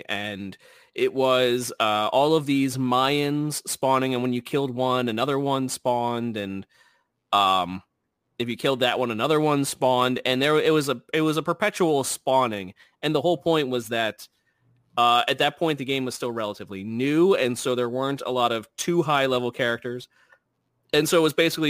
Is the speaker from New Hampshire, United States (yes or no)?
no; New Jersey, United States; accent: Jersey; My Jersey accent kicking